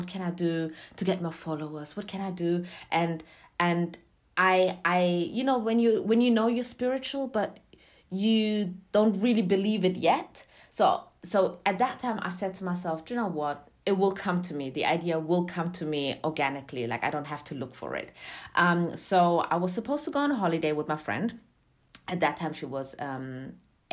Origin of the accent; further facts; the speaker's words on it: Germany; moved away as an adult; also born or lived in Eritrea (parents); now in London, United Kingdom; I was born in Germany, but my parents are from Eritrea, and I moved to London, UK, to study music